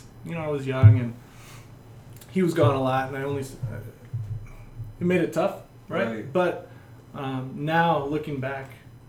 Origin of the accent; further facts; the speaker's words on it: near Notre Dame, Indiana, United States; moved away as an adult; now in El Paso, United States; I'm from Indiana. Indiana, nice. Grew up about 5-10 minutes from Notre Dame.